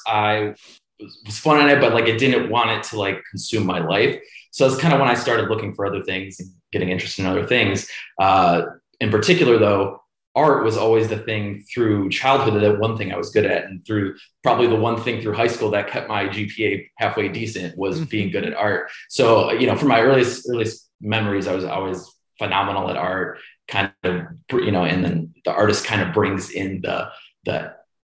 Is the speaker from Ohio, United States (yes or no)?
yes; Cleveland, Ohio, United States; Grew up in Cleveland